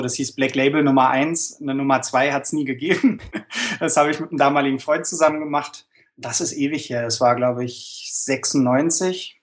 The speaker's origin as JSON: {"language": "German", "region": "Berlin", "country": "Germany", "accent": "Berlinerisch", "said": "dann fange ich an zu Berliner."}